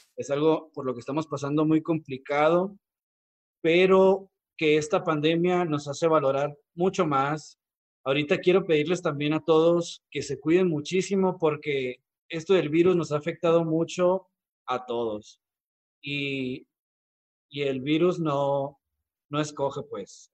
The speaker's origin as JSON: {"language": "Spanish", "country": "Mexico", "said": "valoramos más nuestra cultura como mexicanos"}